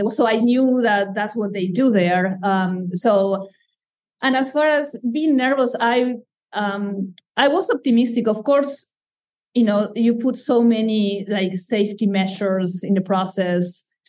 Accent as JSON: {"language": "English", "country": "Madagascar", "moved": "yes", "said": "I try to put the distance because, again, I come from Madagascar, so I see them as wild lemurs, even if they are here."}